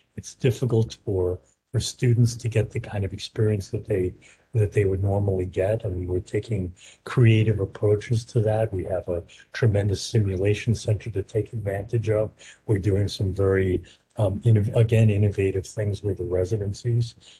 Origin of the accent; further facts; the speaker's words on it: New York, United States; also born or lived in Philadelphia / San Francisco / Baltimore; now in Portland, United States; I'm originally from New York